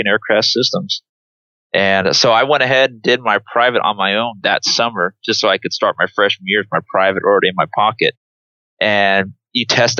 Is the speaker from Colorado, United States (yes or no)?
no; Trumbull, Nebraska, United States; also born or lived in Wood River, Nebraska; I grew up in Trumbull, but then eventually we moved to a town called Wood River